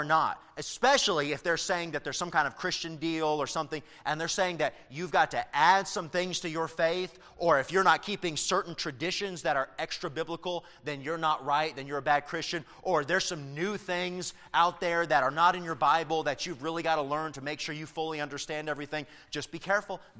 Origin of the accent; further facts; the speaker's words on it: Tennessee, United States; where I grew up in Tennessee